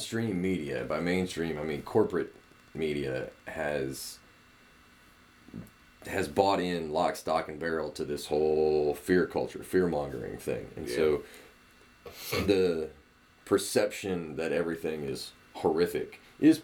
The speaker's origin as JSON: {"language": "English", "region": "Alabama", "country": "United States", "said": "I'm not the only person from Alabama"}